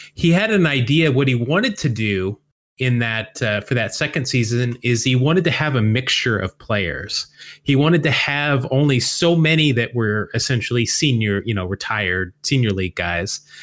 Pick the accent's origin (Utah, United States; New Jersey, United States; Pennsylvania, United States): Utah, United States; Salt Lake City; growing up in Salt Lake City as a baseball-starved youth